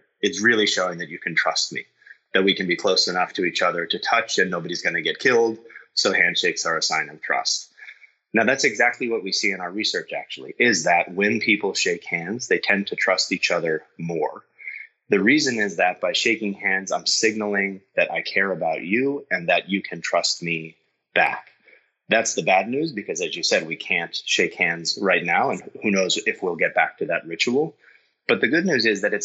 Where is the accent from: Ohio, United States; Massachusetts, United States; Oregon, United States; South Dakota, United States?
Massachusetts, United States; Boston; I'm from Boston